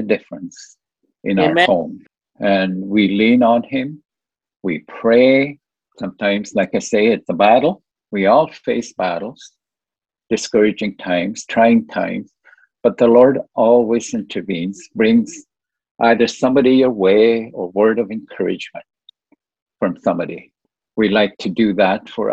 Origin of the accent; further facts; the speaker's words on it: Moose Factory, Ontario, Canada; moved away; also born or lived in North Bay / Sudbury; I had gone up to Moose Factory to visit just overnight